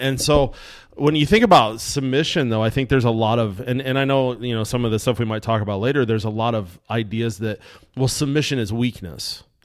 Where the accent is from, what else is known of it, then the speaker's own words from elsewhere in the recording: United States; I'm American